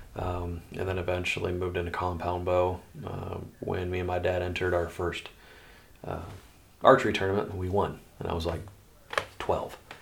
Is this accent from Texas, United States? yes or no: no; Des Moines, Iowa, United States; also born or lived in Altoona, Iowa; I grew up in central Iowa and uh, was born and raised in Des Moines